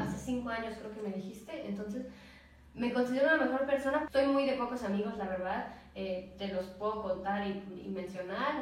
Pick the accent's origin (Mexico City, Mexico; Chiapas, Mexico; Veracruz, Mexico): Veracruz, Mexico; Xalapa; soy de aquí, de Jalapa, Veracruz.